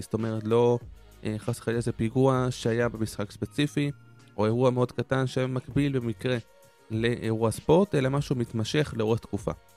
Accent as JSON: {"language": "Hebrew", "country": "Israel", "said": "לנו כישראלים וכיהודים"}